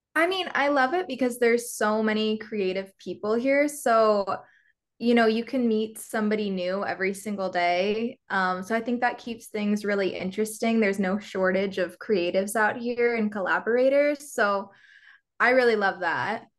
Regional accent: Nebraska, United States; moved away as an adult; now in Los Angeles, United States; I'm from Nebraska, so kind of middle of the country, small, smaller town kind of vibes.

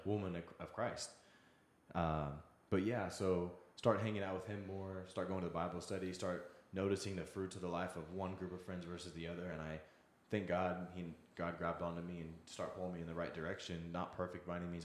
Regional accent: Wichita, Kansas, United States; also born or lived in Seattle; now in Kansas City, United States; I grew up in the Wichita area there for a while after I had moved here from Seattle.

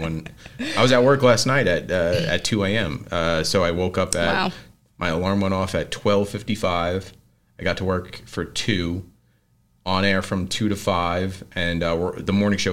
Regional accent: New York City, New York, United States; moved away as an adult; now in Westfield, United States; I grew up with the Lou's brother in Staten Island

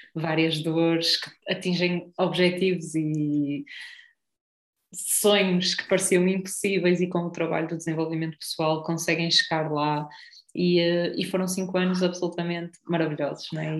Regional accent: Espinho, Aveiro District, Portugal; de espinho, não é? que é a minha terra

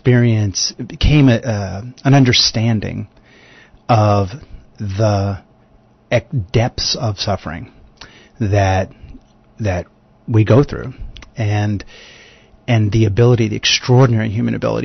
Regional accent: United States; accent: American; also born or lived in New York; I live in New York. You can probably tell from my accent that I'm American

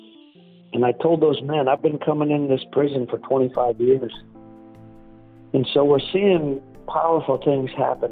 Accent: Tanana, Alaska, United States; now in Fairbanks, United States; I grew up in a small village called Tanana, Alaska.

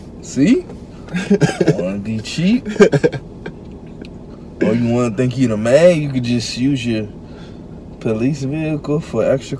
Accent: Montgomery County, Maryland, United States; also born or lived in Prince George's County, Maryland; when I grew up in Montgomery like, County

